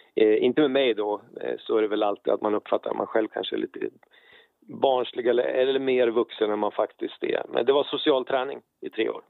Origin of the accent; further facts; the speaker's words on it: Karlstad, Värmland, Sweden; Jag är född 1971 i Karlstad nere i Värmland